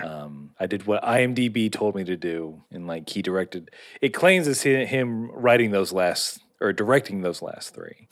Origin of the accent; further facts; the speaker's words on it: United States; being an American